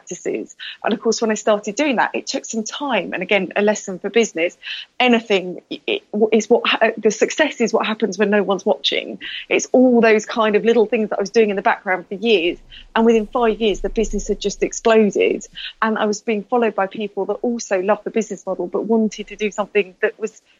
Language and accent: English; United Kingdom; I'm very British